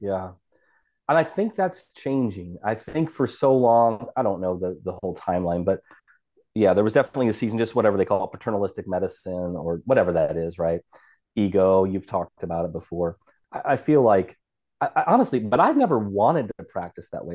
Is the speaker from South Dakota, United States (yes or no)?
yes; South Dakota, United States; I'm from South Dakota, this kinda small, you know, small state